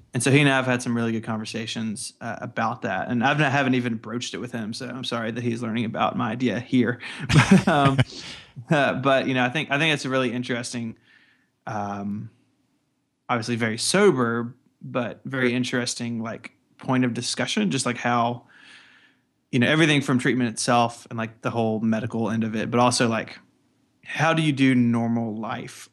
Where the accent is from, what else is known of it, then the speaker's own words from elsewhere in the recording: the Delta South, United States; I'm from, like, you know, the Delta South, and, and in my accent isn't really very strong compared to other people who live in the same area